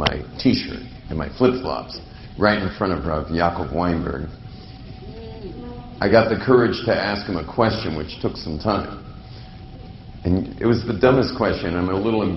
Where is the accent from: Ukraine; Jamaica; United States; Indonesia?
United States; California; moved away; I come from a world in California. I grew up basically in the Pacific Ocean